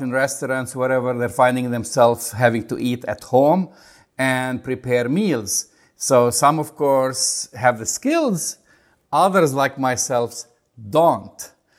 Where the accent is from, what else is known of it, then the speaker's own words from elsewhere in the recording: Jerusalem, Jerusalem District, Israel; So my bias takes me to my hometown, Jerusalem.